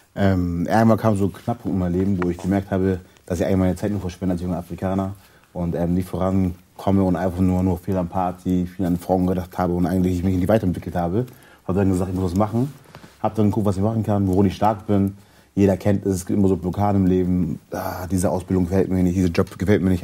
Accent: Germany; ich lebe in Deutschland, ich bin hier groß geworden, ich bin hier geboren

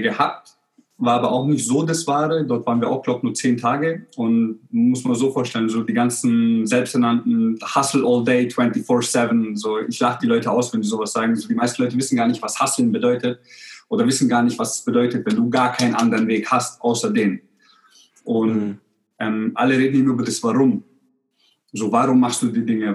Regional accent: Germany; also born or lived in Croatia; ich bin ja in Kroatien geboren und wir sind, ich bin damals während dem Krieg geboren. Und wir sind dann 91, ich war 13 Monate alt, sind wir dann nach Deutschland gekommen.

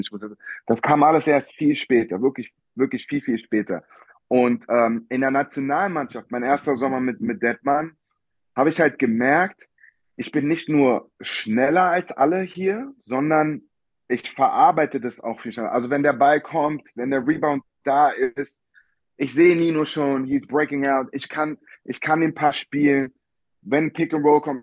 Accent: Berlin, Germany; ich bin Berliner Junge

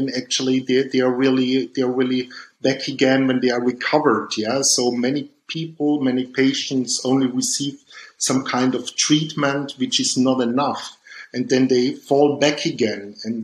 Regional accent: Dornbirn, Vorarlberg, Austria; born there; Yeah, I was born in Dombien, that's near the Lake of Constance in Vorarlberg in Austria.

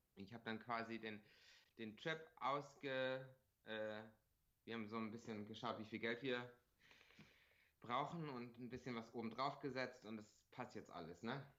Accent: Bremen, Germany; accent: Bremer Akzent; also born or lived in Regensburg; now in Los Angeles, United States; dann bin ich halt in Deutschland so halbdeutsch aufgewachsen

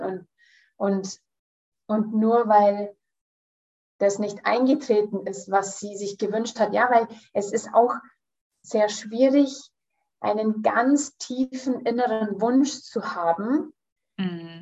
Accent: Canada; now in Munich, Germany; ich komme aus München, ich bin in Kanada geboren und da aufgewachsen

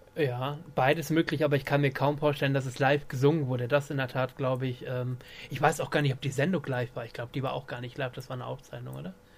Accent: Emden, Lower Saxony, Germany; ich bin ja in Emden aufgewachsen

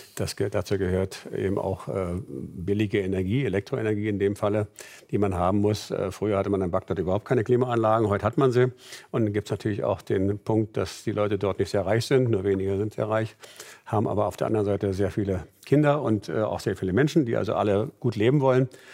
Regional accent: Berlin, Germany; Meine Heimatstadt ist Berlin

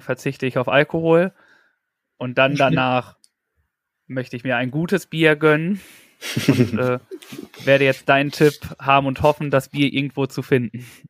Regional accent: North Rhine-Westphalia, Germany; ich komme aus Nordrhein-Westfalen

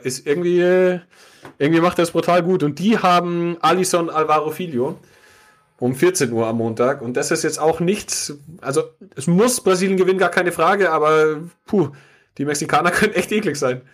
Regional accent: Munich, Bavaria, Germany; als äh, Münchner

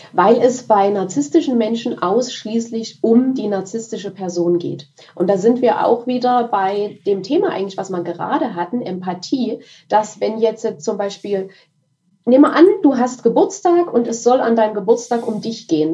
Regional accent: Dresden, Saxony, Germany; ich bin aus Dresden.

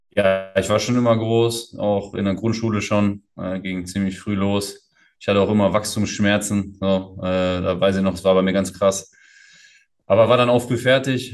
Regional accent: Essen, North Rhine-Westphalia, Germany; moved away as an adult; also born or lived in Portugal; komme ja aus Essen, gebürtig aus Essen, aufgewachsen in Essen

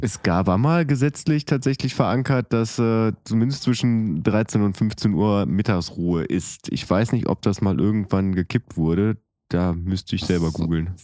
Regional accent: Oerlinghausen, North Rhine-Westphalia, Germany; in meiner Heimatstadt äh, in Oerlinghausen

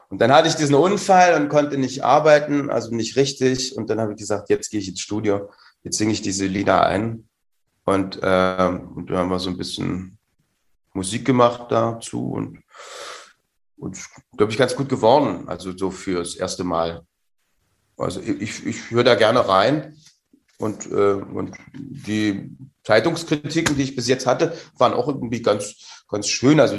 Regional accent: Saxony, Germany; mir hat das als Sachse geholfen, diese Vokalverschiebung äh, äh, äh, zu hören den ganzen Tag.

